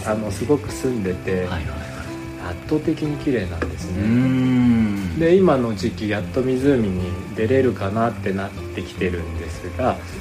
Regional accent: Ishikawa, Japan; moved away as an adult; now in Yamanashi, Japan; 出身はね石川県です

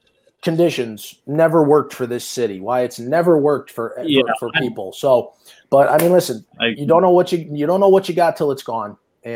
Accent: Connecticut, United States; now in Tampa, United States; I'm from Connecticut.

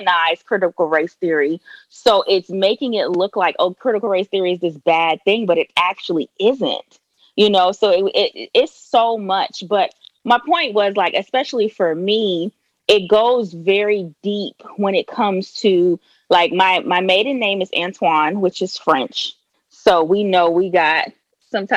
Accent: Trinidad & Tobago; moved away; also born or lived in New York; I am an immigrant, I'm originally from Trinidad

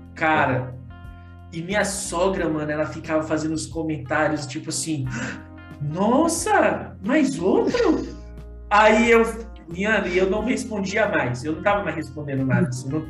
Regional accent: Piauí, Brazil; eu nasci no Piauí

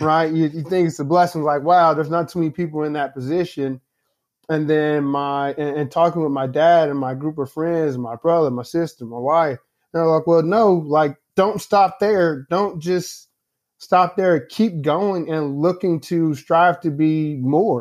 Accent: Indianapolis, Indiana, United States; now in St. Louis, United States; I'm from Indianapolis, Indiana, although I live in Saint Louis now. I'm originally from Indianapolis. I'm always gonna, uh, you know, give a shout out to the hometown.

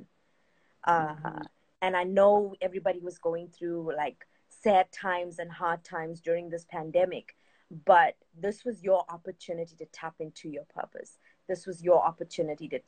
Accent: South Africa; I'm from South Africa

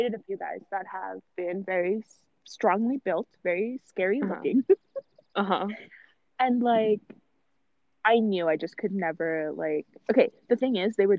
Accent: New Westminster, British Columbia, Canada; I was raised in Queensboro

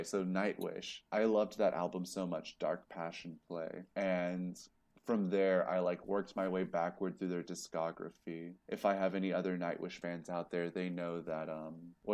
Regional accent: Columbia, South Carolina, United States; That's where I'm from.

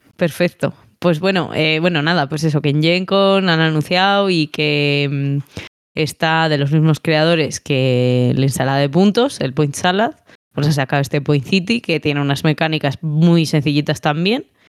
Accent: Palencia, Castile and León, Spain; soy de Palencia

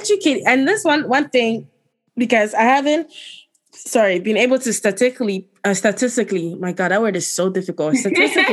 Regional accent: Ghana; now in United States; I'm Ghanaian. Like, I'm still Ghanaian. Even change of territory, change of land, I'm still Ghanaian. And I take great pride in the country that raised me

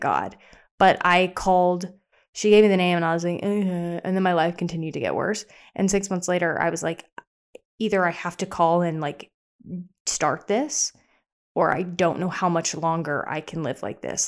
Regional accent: the South, United States; I'm from the South

